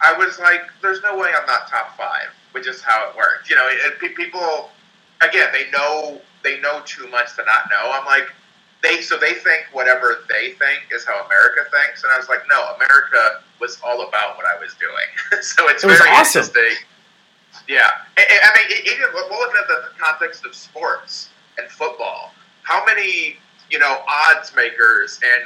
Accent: Indianapolis, Indiana, United States; moved away as an adult; now in Southern California, United States; I'm an old Indiana kid

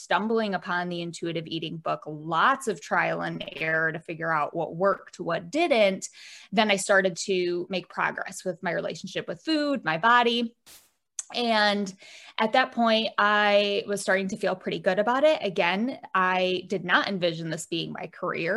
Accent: Michigan, United States; I'm from Michigan, shaped like a mitten.

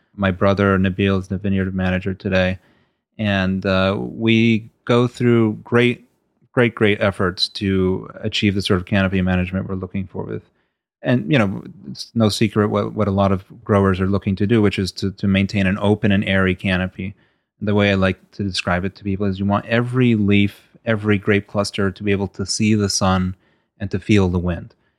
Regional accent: Stamford, Connecticut, United States; also born or lived in Bahrain / Kuwait; after my parents had moved to, uh, Stamford, Connecticut, where we all grew up

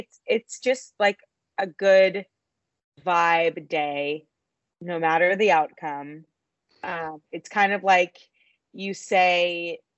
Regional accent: Dallas, Texas, United States; I'm from Dallas

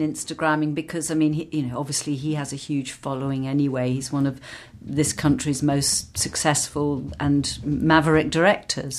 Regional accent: London, United Kingdom; accent: English; I grew up in London and worked in London

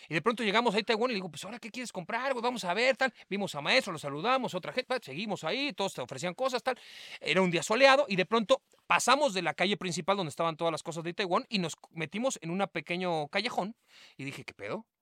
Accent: Mexico; also born or lived in Mar del Plata, Argentina; Yo nací en Mar del Plata, mi madre es de Toluca y mi padre es de Mar del Plata, se conocieron en Toluca, se casaron en Toluca, se fueron a vivir a Argentina, yo nací allá, todos los años venía de vacaciones a México a ver a mis abuelos que estaban en Toluca, y cuando se divorcian yo vengo a vivir a México y desde entonces, desde los 8 años vivo en México

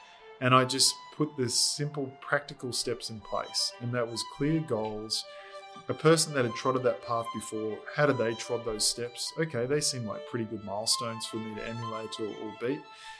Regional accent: Innisfail, Queensland, Australia; also born or lived in Gold Coast / Sunshine Coast; So I was born on the Gold Coast, went up to Sunshine Coast for a while. We then moved up to North Queensland, up to Innisfail, and that's when we got into more aquatic sports

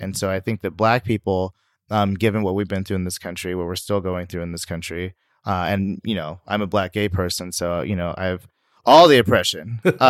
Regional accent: Sacramento, California, United States; And my background is I'm from Sacramento, which you may or may not know, according to census, is like the most diverse city in the nation. But, you know, I grew up there.

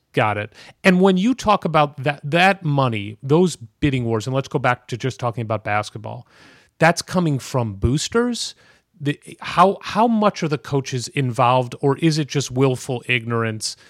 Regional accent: St. Louis, Missouri, United States; I'm a Saint Louis Cardinals fan. I grew up in Saint Louis

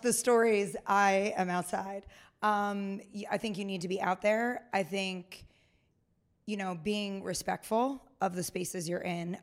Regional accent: Pennsylvania, United States; moved away; also born or lived in Kansas; I grew up in Pennsylvania

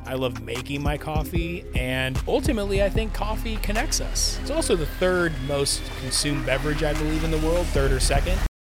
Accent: Los Angeles, California, United States; I grew up in Southern California. I was born in Van Nuys Hospital.

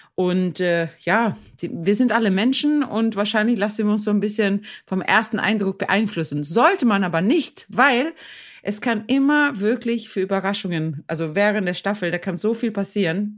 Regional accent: Sweden; ich als Schwedin

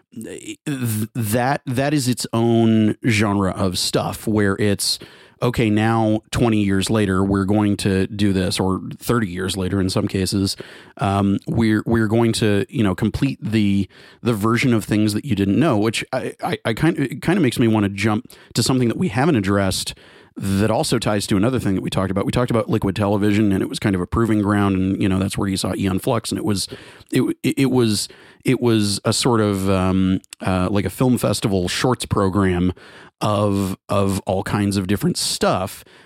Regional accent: Garland, Texas, United States; the name of the town is a, is a, is a melding of Garland, where I'm from

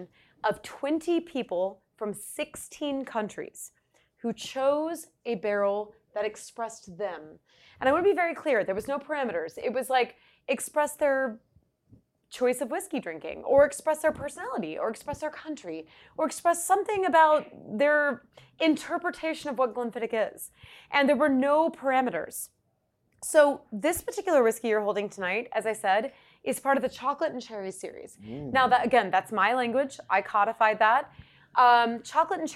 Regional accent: Georgia, United States; my Southern heritage. So I'm from Georgia and I come from a bourbon tradition

